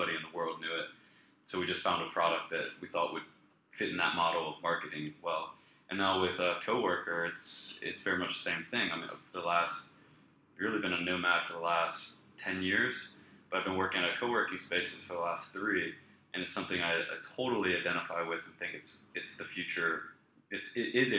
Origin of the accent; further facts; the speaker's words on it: West Palm Beach, Florida, United States; where I grew up in Florida